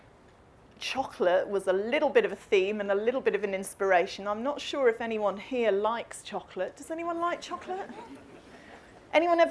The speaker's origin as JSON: {"language": "English", "town": "Coventry", "region": "West Midlands", "country": "United Kingdom", "tie": "born or raised there", "said": "I grew up in the Midlands in Coventry"}